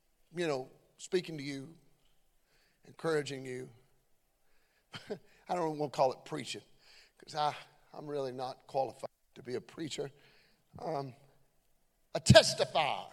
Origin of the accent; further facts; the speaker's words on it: Beaver Dam, Kentucky, United States; I'm just from Beaver Dam, Kentucky. Grew up in a little old small town.